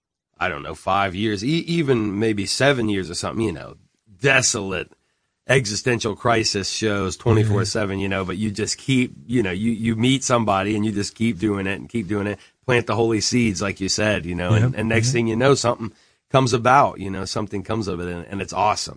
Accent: Columbia, South Carolina, United States; also born or lived in Durham / Chapel Hill / Fayetteville; I was born in Durham, and then lived in Chapel Hill. So Durham and Chapel Hill was, I guess, like kindergarten and first grade. Then Fayetteville, North Carolina, from second grade, third grade. Fourth grade, I moved to Columbia, South Carolina

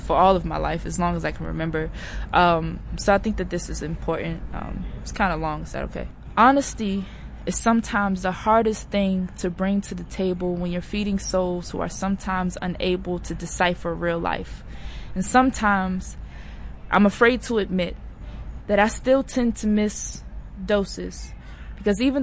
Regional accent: Maryland, United States; I'm actually from Maryland

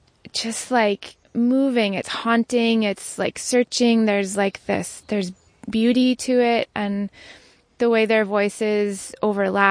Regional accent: Maine, United States; now in Sullivan County, New York, United States; I'm originally from Maine. I've lived around the world

